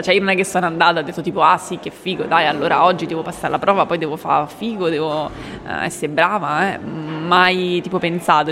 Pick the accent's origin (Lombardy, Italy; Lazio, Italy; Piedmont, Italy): Lazio, Italy; Rome; vengo da Roma